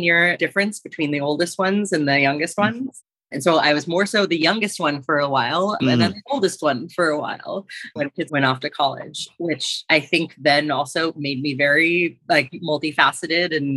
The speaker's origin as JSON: {"language": "English", "country": "United States", "tie": "born or raised there", "said": "I grew up on the East Coast between New York and New Jersey"}